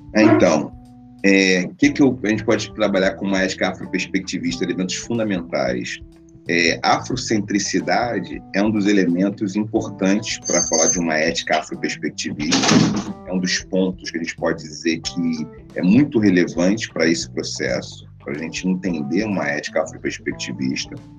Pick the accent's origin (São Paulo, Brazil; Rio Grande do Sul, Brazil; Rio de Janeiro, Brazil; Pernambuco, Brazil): Rio de Janeiro, Brazil; uma pessoa nascida num bairro muito tradicional no Rio de Janeiro. Nasci em Oswaldo Cruz, um bairro muito tradicional, a terra da Portela